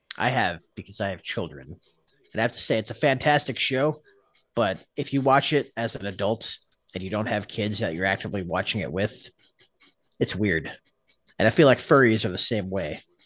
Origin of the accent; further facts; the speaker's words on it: Texas, United States; moved away as an adult; also born or lived in Alaska; My wife and I came home to Texas from Alaska